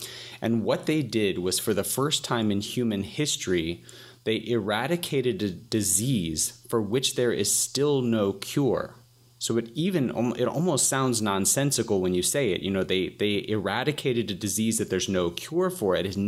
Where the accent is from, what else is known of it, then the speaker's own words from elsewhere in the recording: Atlanta, Georgia, United States; So I'm from Atlanta, Georgia, and Atlanta is, you know, of course, home to Coca-Cola and UPS and a couple of other big businesses